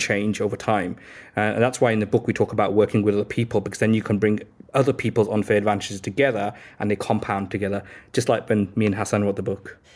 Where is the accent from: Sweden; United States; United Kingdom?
United Kingdom; Birmingham, West Midlands; moved away as an adult; now in London, United Kingdom; I grew up in, uh, Birmingham in the inner city